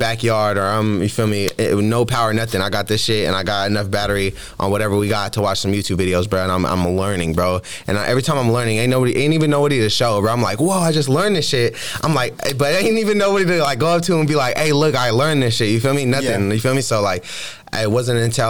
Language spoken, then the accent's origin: English; San Jose, California, United States; I was growing up in San Jose